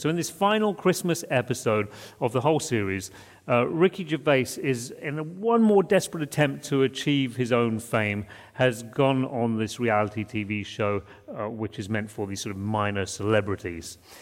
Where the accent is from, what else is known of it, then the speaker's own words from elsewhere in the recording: United Kingdom; moved away; we grew up in Britain